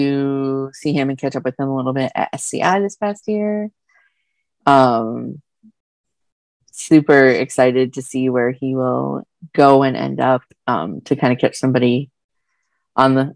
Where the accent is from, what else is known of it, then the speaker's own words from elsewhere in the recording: Midwest, United States; I'm from the Midwest